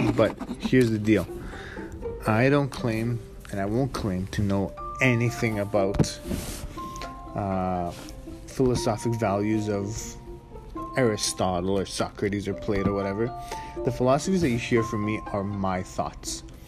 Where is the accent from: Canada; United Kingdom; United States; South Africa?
Canada; Edmonton, Alberta; first generation Canadian, uh, you know, born and raised in Edmonton, grew up in the north side, uh, still live there.